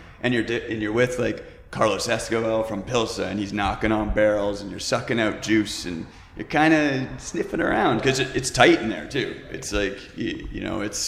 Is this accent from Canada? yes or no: yes; Canada; I'm the Canadian